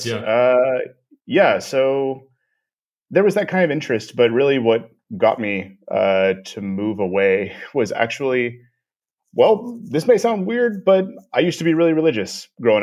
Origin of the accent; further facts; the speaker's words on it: Corpus Christi, Texas, United States; moved away as an adult; also born or lived in Austin, Texas / South Korea / Romania; now in Prague, Czech Republic; I'm originally from South Texas, Corpus Christi, Texas. I grew up there